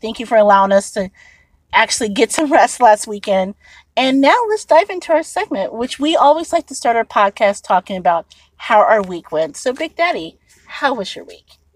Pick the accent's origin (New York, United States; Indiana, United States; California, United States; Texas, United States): Indiana, United States; Indianapolis; now in Chicago, United States; I'm originally from Indianapolis, Indiana